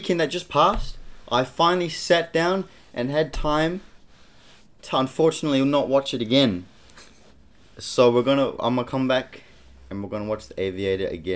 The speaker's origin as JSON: {"language": "English", "region": "Auckland", "country": "New Zealand", "tie": "born or raised there", "said": "Auckland. This is my backyard, my hometown"}